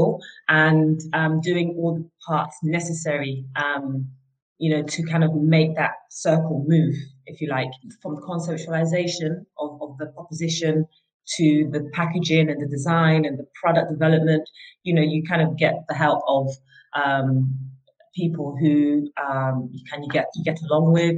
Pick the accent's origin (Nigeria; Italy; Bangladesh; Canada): Nigeria; moved away; my childhood and how I grew up in Nigeria